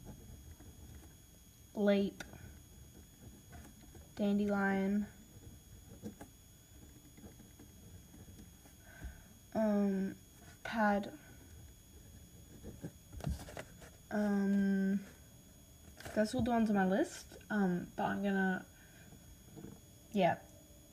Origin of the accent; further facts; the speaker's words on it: Australia; accent: Australian; because I've got an Australian accent